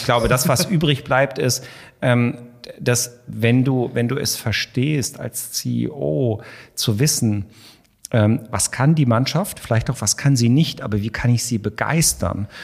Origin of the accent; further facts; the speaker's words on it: Hanover, Lower Saxony, Germany; moved away as an adult; also born or lived in Munich / Hamburg; ich komme aus der Weltstadt Hannover